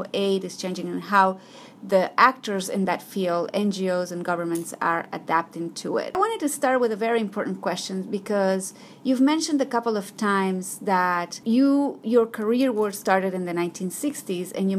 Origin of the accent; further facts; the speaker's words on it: Ecuador; I grew up in Ecuador